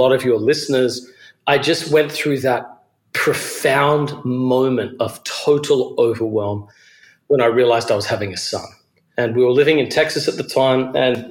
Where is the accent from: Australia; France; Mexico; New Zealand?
Australia; Adelaide, South Australia; moved away as an adult; also born or lived in Georgia, United States; now in New York City, United States; I'm originally from Australia. I grew up in a city called Adelaide.